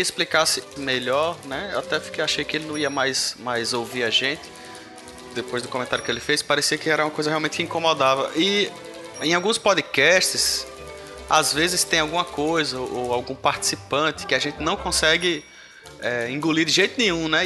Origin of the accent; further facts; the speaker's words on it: Rio Grande do Norte, Brazil; aqui é todo mundo do Rio Grande do Norte